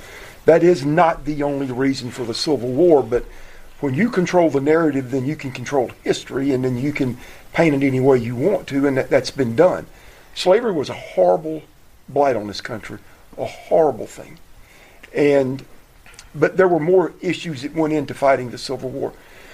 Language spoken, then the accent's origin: English; Southern US, United States; Well, I grew up in the South, and I think, first of all, I think people...